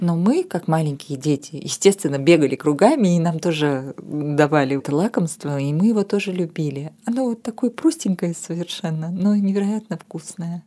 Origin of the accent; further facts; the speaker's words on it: Armenia; moved away as an adult; now in Moscow, Russia; я переехала в Москву из Армении